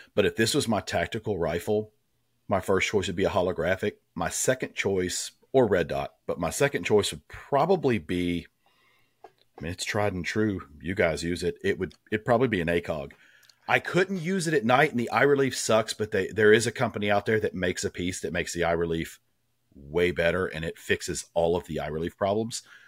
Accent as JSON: {"language": "English", "region": "Tennessee", "country": "United States", "tie": "born or raised there", "said": "growing up in Tennessee, I grew up hunting"}